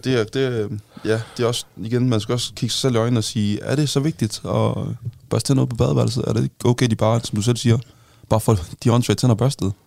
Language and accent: Danish; North Jutland, North Denmark Region, Denmark; now in Zealand, Denmark; jeg kommer jo fra Jylland, sådan, virkelig ude på, sådan, på landet